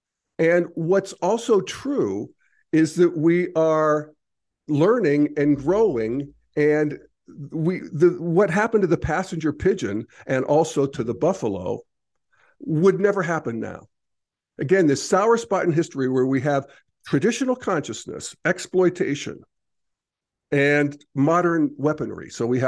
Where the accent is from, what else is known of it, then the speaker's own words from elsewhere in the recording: Pennsylvania, United States; I remember when I was a kid growing up in Redneck, Pennsylvania, I would say, I'm a citizen of the world. And people would say, no, you're an American.